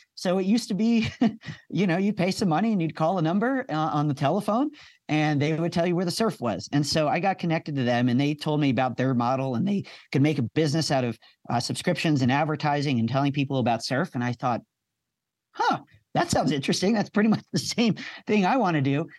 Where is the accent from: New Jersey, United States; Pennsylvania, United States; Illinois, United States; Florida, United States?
Pennsylvania, United States; outside of Philadelphia; moved away as an adult; also born or lived in Penn State; now in Colorado, United States; I grew up outside of Philadelphia, so I was right on the rain snow line